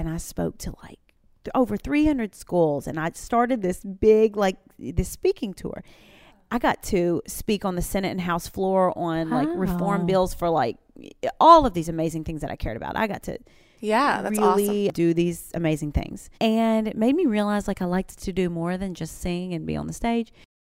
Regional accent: Western Kentucky, United States; moved away as an adult; now in Nashville, United States; So I grew up in Western Kentucky in the country. Country girl

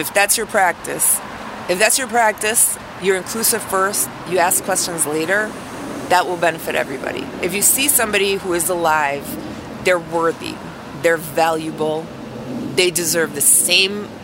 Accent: New York, United States; moved away; being a New Yorker and all, or a former New Yorker

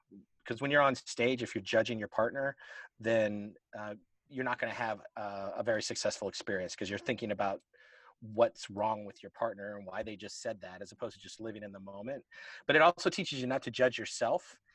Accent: Tampa, Florida, United States; moved away as an adult; now in Atlanta, United States; Originally, I'm from Tampa, Florida. I moved to Atlanta, Georgia, in '89 to go to college, and I've been here ever since.

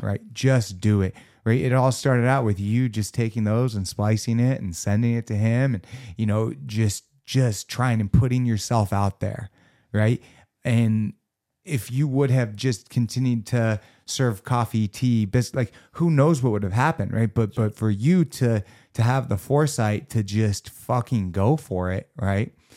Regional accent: Los Angeles, California, United States; born and raised in Los Angeles, fucking California

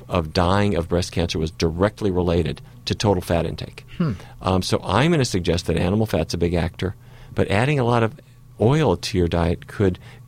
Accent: North Dakota, United States; a kid who grew up in North Dakota

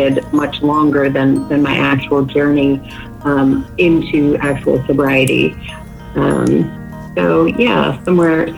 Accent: Northern Virginia, United States; moved away as an adult; now in Dallas, United States; From the East Coast, right outside D.C., Northern Virginia

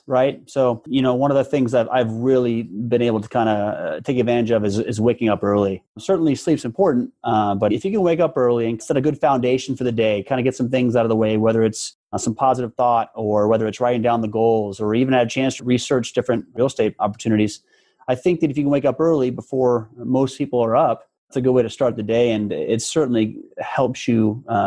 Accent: Omaha, Nebraska, United States; Born and raised in Omaha, Nebraska

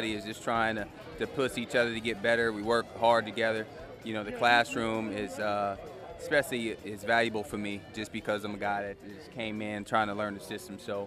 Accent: Sacramento, California, United States; now in Dallas, United States; I'm from Sacramento

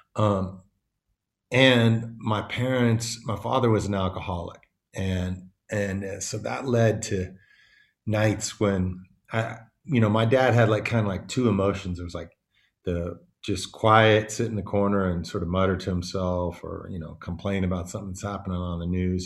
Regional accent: Davis, California, United States; also born or lived in Oakland / Bali; I was born in Oakland, but I grew up in this little town called Davis

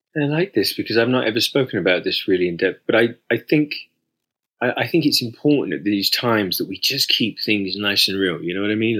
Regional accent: United Kingdom; as a British man

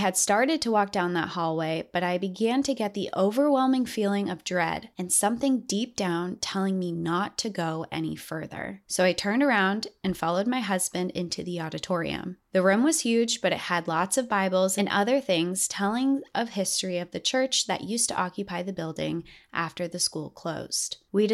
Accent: Appalachia, United States; I am from Appalachia. Growing up in that region of the country, I was taught to have a fearful respect for the wilderness.

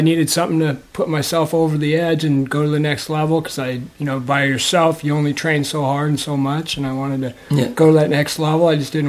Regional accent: Folsom, California, United States; Outside of Sacramento, Folsom, California.

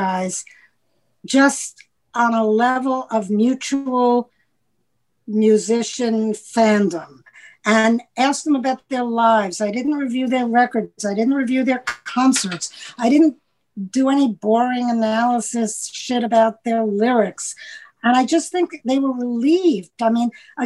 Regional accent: New York City, New York, United States; I'm from New York City. I'm from the Upper West Side of Manhattan

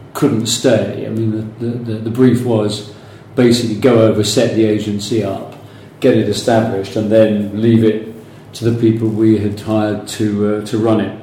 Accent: London, United Kingdom; also born or lived in New York; London boy, North London.

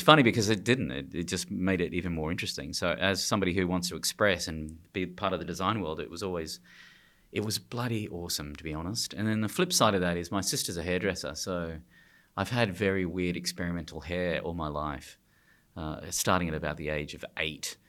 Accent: Australia; I'm from Australia

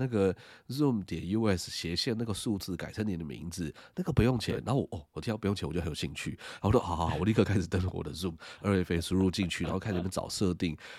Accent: Taiwan; 对对对，我们台湾人英文没有特别好

